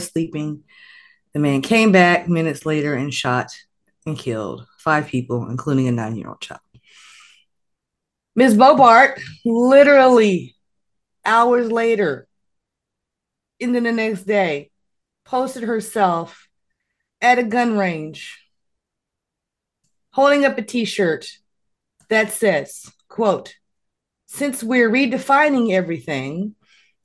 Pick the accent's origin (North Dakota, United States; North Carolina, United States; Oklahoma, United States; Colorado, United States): Oklahoma, United States; moved away; that's still my home state